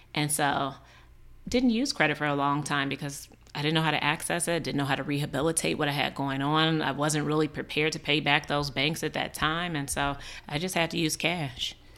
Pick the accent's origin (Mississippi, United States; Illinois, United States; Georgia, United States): Illinois, United States; Chicago; We grew up in a neighborhood called Auburn Gresham